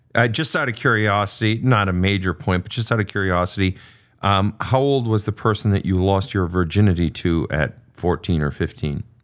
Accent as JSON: {"language": "English", "region": "Minnesota", "country": "United States", "moved": "yes", "said": "the great Minnesota get-together, my home state."}